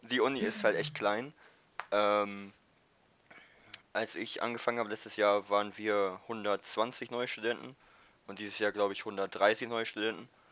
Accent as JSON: {"language": "German", "town": "Wildeshausen", "region": "Lower Saxony", "country": "Germany", "also_born_or_lived": "Mexico", "moved": "as an adult", "lives_now": "Meppel, Netherlands", "said": "ich komme aus Willishausen"}